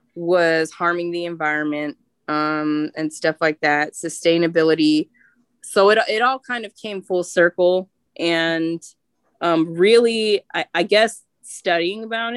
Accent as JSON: {"language": "English", "region": "California", "country": "United States", "tie": "born or raised there", "said": "I'm from California, and you know that's the land of produce"}